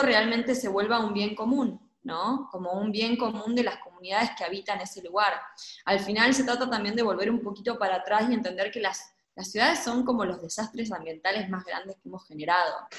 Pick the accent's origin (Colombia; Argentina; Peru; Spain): Argentina; Gualeguaychú, Entre Ríos; moved away as an adult; also born or lived in Mexico; yo nací en Gualeguaychú y crecí y, toda mi vida ha sido en ciudades